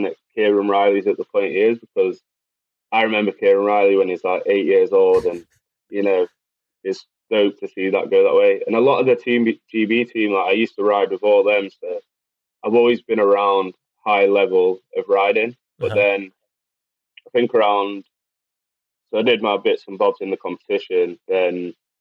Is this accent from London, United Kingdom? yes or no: no; Macclesfield, North West England, United Kingdom; also born or lived in Manchester; So Macclesfield, born and bred. I've actually moved back to Macclesfield on the end of December.